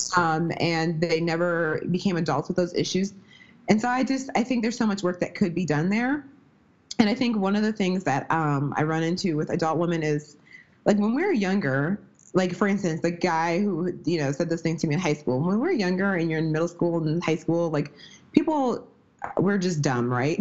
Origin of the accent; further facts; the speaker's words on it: Midwest, United States; also born or lived in Wisconsin; I'm from the Midwest. I live in Wisconsin right now